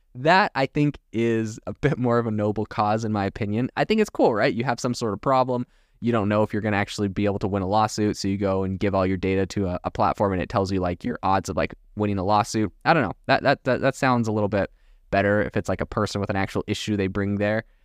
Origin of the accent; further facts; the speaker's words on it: Canada; now in United States; growing up in Canada